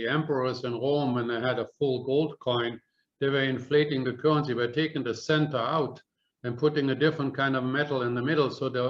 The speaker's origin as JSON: {"language": "English", "country": "Germany", "moved": "yes", "said": "When I came from Germany here, which is 1966, I got there was 4 marks to a U.S. dollar"}